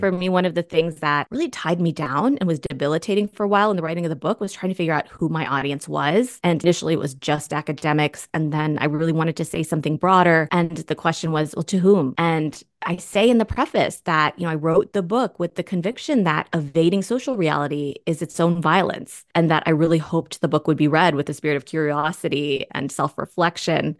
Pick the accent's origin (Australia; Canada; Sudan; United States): United States; Springfield, Virginia; moved away